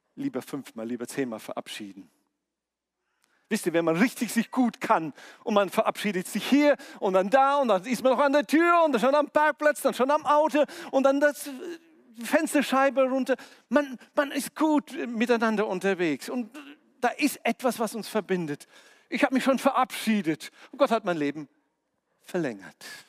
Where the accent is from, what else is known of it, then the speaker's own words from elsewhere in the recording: near Omsk, Siberia, Omsk Oblast, Russia; moved away; mein Geburtsort in Sibirien bei Omsk, äh, da bin ich geboren.